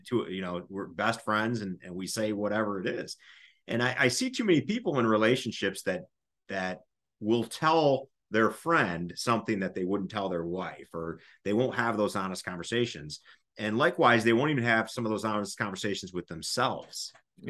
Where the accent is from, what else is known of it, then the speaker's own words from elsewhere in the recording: United States; we as, as an American society